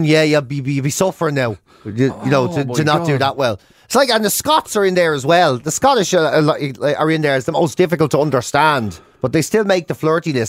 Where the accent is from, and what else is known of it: Ireland; accent: Irish